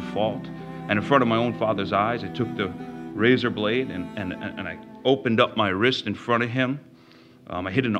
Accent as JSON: {"language": "English", "area": "Long Island", "region": "New York", "country": "United States", "tie": "born or raised there", "said": "I grew up in Long Island, and I was raised in the church"}